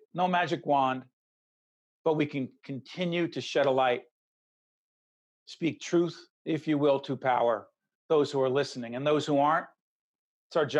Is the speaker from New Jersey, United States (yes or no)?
yes; Newark, New Jersey, United States; Newark, New Jersey, my hometown, Brick City